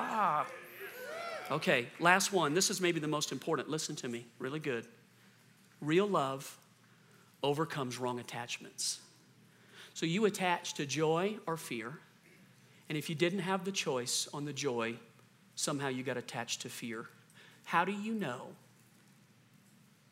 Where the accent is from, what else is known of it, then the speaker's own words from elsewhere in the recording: the South, United States; moved away; I'm from the South originally